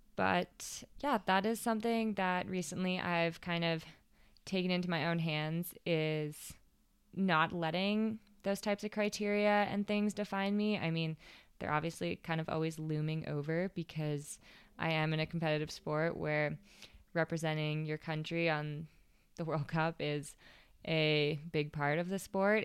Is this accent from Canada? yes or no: yes; Canada; as a Canadian racer, get to represent Canada